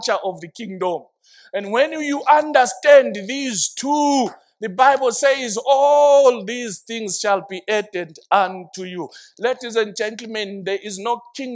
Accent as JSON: {"language": "English", "country": "Zimbabwe", "said": "I identify myself by the kingdom first, then Zimbabwean later"}